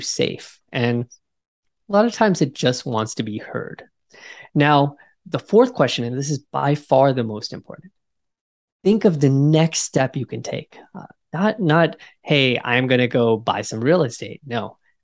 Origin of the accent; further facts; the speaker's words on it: United States; being American